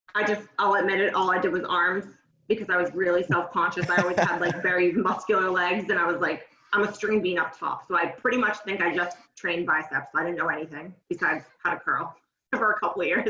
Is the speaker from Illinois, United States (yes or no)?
no; North Shore, Massachusetts, United States; moved away as an adult; I grew up on the North Shore in Massachusetts. Kind of moved around various towns growing up